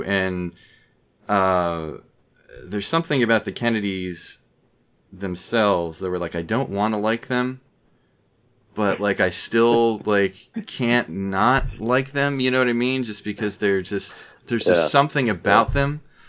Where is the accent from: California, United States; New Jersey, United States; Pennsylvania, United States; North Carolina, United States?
New Jersey, United States; But I grew up in the North. I grew up in New Jersey and, you know, basically surrounded by Catholic, you know, Irish Catholics, Italian Catholics, Polish Catholics.